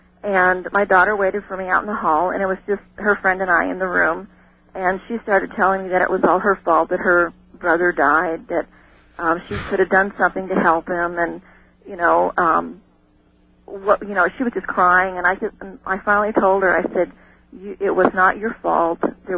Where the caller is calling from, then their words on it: Crowheart, Wyoming, United States; also born or lived in Oregon; I'm calling from Crowheart, Wyoming.